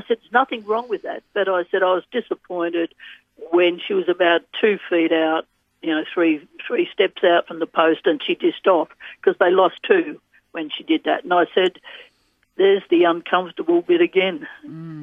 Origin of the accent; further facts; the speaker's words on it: Australia; being an Australian